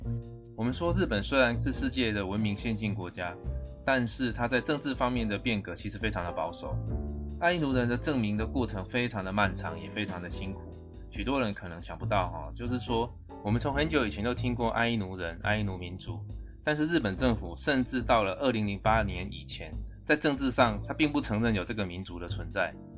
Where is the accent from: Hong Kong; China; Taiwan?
Taiwan